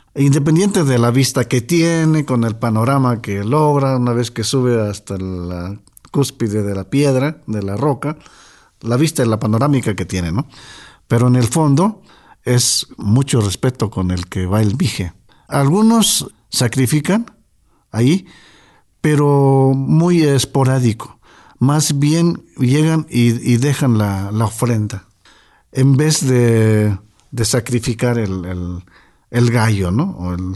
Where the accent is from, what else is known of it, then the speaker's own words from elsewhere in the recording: Totontepec Villa de Morelos, Oaxaca, Mexico; Nuestro pueblo se llama Totontepec